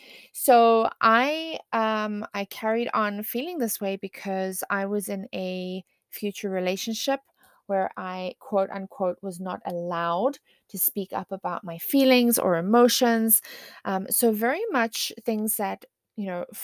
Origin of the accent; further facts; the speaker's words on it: South Africa; moved away; I grew up in South Africa.